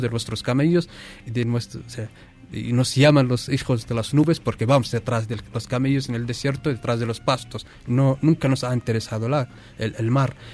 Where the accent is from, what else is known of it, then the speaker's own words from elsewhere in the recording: Western Sahara; tenemos 200.000 mm, refugiados saharauis